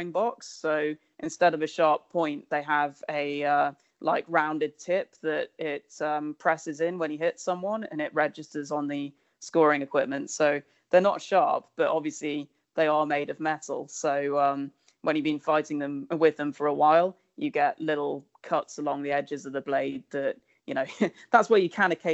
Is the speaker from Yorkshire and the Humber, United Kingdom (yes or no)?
no; Solihull, West Midlands, United Kingdom; also born or lived in Warwick; I grew up in a town called Solihull, which is near Birmingham in England